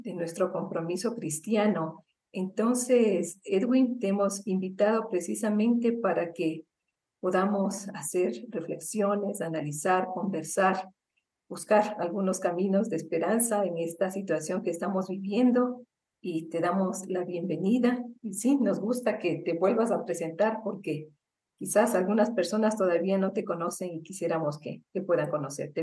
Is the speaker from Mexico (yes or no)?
no; Ecuador; nos hemos planteado como ecuatorianos